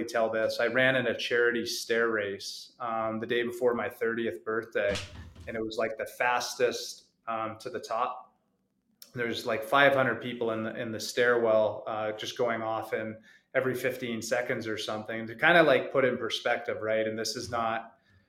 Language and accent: English; Canada; I grew up in Canada.